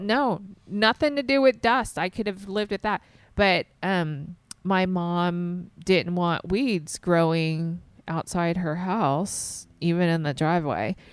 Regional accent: the South, United States; I grew up in the South, so it's pretty humid in the summer

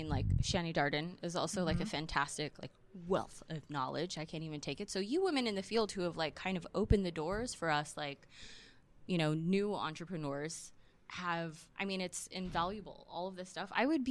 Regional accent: Chino, California, United States; I'm from Chino. Nobody's from there.

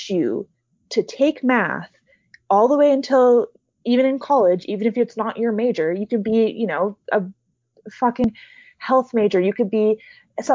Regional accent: Hawaii, United States; I grew up in Hawaii, which is one of the top progressive states in the States

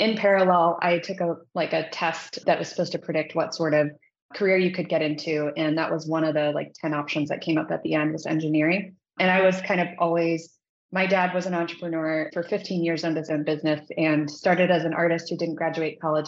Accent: Midwest, United States; moved away as an adult; also born or lived in Indiana; now in Silicon Valley, United States; I grew up in the Midwest

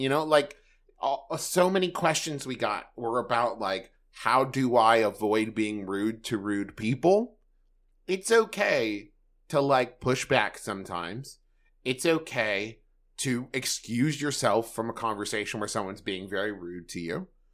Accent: Huntington, West Virginia, United States; moved away; also born or lived in Los Angeles; in Huntington, West Virginia, which is my hometown

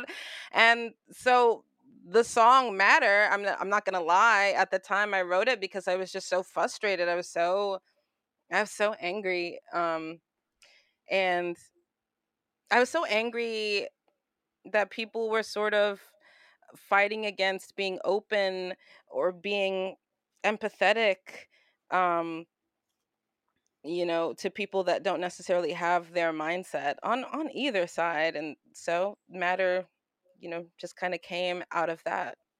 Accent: New York City, New York, United States; moved away as an adult; now in Los Angeles, United States; Grew up Brooklyn, New York

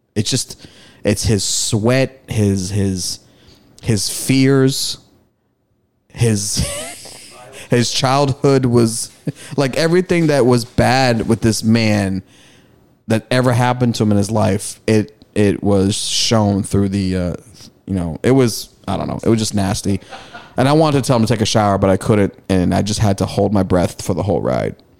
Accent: Malden, Massachusetts, United States; me taking train rides to Madison Park High School from Malden during the summer when I played BNBL.

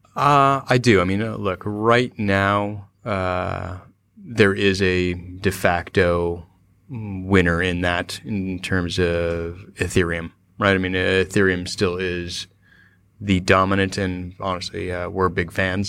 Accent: Cupertino, California, United States; moved away; also born or lived in San Francisco; I was born and raised in Cupertino

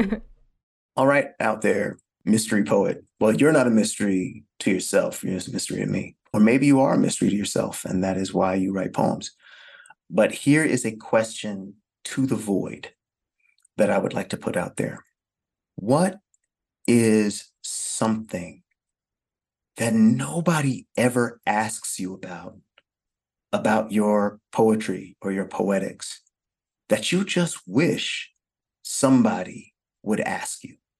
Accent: California, United States; I'm from California

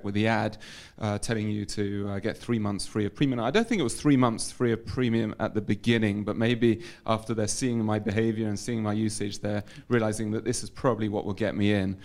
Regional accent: London, United Kingdom; moved away as an adult; now in Modi'in, Israel; I was uh, born and raised in London. I moved to Israel

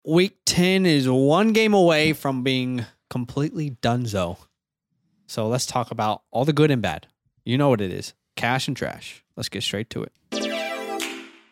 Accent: Kansas City, Missouri, United States; I was in Kansas City. That was my hometown

